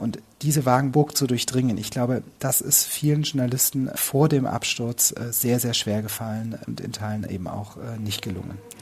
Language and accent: German; Ludwigsburg, Baden-Württemberg, Germany; moved away as an adult; also born or lived in Cologne; Ich bin äh, aufgewachsen in Ludwigsburg bei Stuttgart